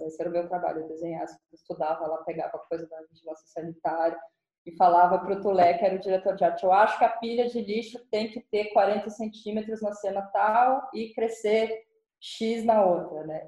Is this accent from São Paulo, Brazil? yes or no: yes; São Paulo, Brazil; eu cresci em São Paulo